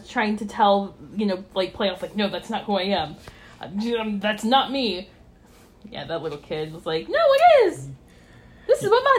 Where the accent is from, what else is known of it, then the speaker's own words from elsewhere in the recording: Midwest, United States; I'm from the Midwest, and I am basically as pale as mayonnaise.